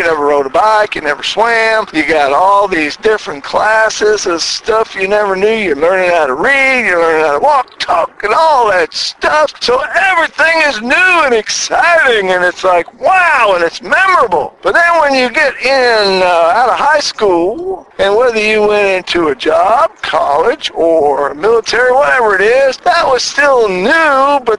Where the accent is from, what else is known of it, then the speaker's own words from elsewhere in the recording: Philadelphia, Pennsylvania, United States; now in Chattanooga, United States; me and my Philly twin, we came from Philadelphia to work in Chattanooga, and we've already been here for 8 months